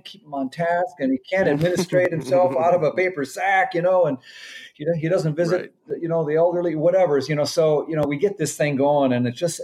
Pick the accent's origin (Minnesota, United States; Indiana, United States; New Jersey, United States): Minnesota, United States; moved away as an adult; now in Maryland, United States; I'm from Minnesota originally